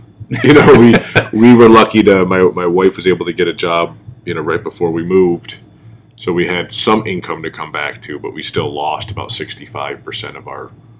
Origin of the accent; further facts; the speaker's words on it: Johnson City, New York, United States; now in Trumansburg, United States; I grew up in Johnson City, New York, which is a village as well, a much larger village. You know, in my time, it was probably 13,000 people within the village limit, so larger.